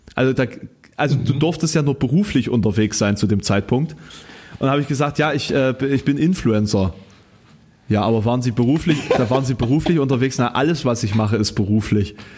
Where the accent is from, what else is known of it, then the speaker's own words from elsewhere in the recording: Querfurt, Saxony-Anhalt, Germany; now in Halle, Germany; ich habe ja kein hallisches Kennzeichen, ähm, sondern hm. quasi aus meiner Heimat eins